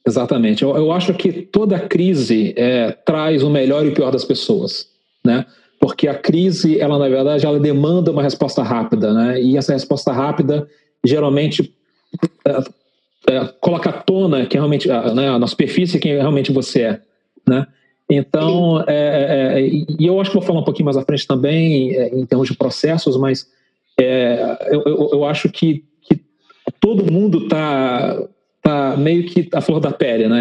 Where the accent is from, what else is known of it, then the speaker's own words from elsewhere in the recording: Brazil; moved away as an adult; nós, como brasileiros